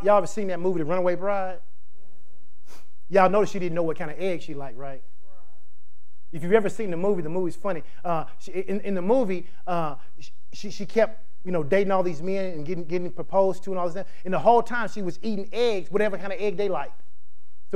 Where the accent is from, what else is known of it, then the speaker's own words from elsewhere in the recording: the South, United States; we live in the South, we grew up in the South, it's the Bible Belt.